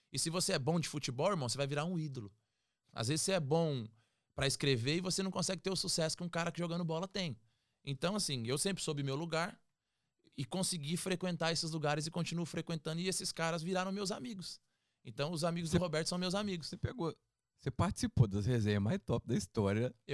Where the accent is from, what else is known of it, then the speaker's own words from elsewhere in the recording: Peruíbe, São Paulo, Brazil; cara, uau, vim de Peruíbe, irmão.